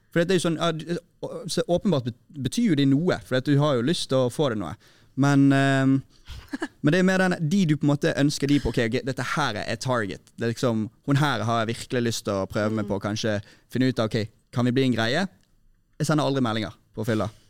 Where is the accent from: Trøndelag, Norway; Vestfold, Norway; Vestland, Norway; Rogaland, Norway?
Vestland, Norway; Bergen; i Sandviken, der jeg kommer fra